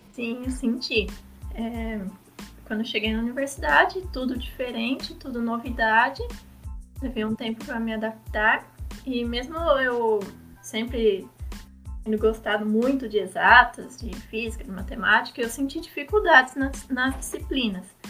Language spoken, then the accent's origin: Portuguese; interior of São Paulo, Brazil; moved away as an adult; also born or lived in Foz do Iguaçu; Porque eu sou do interior de São Paulo, eu, eu me mudei para Foto do Iguaçu